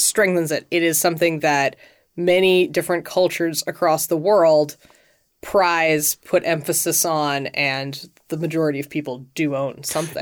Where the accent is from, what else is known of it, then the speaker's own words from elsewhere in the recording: United States; as an American, I've been raised to think that homeownership is something to aspire